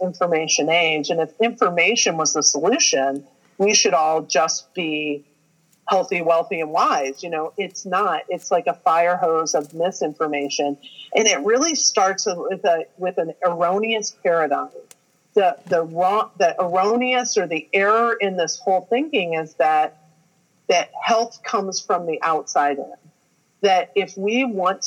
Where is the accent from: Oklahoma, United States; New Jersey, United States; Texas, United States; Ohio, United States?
Ohio, United States; I'm a girl from Ohio